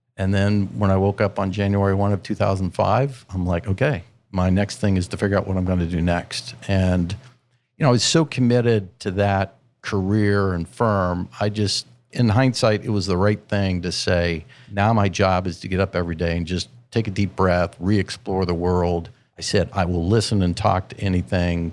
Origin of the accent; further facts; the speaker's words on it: Central Ohio, United States; born and raised in Central Ohio